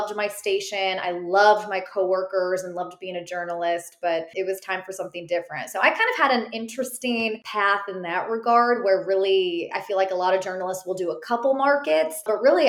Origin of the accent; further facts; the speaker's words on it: Chicago, Illinois, United States; moved away as an adult; also born or lived in South Bend, Indiana; now in Charlotte, United States; I'm from the Chicagoland area originally